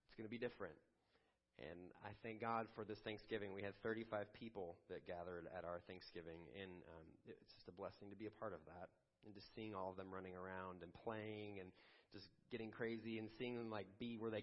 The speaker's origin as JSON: {"language": "English", "town": "Chicago", "region": "Illinois", "country": "United States", "tie": "born or raised there", "moved": "yes", "lives_now": "Pittsburgh, United States", "said": "our days growing up in Chicago in the suburbs"}